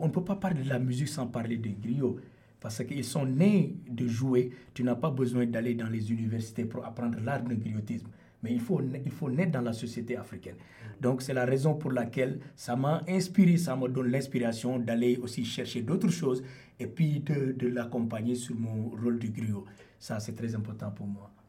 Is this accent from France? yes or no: no; Senegal; moved away as an adult; now in Toronto, Canada; je viens du Sénégal, de l'ouest du continent africain.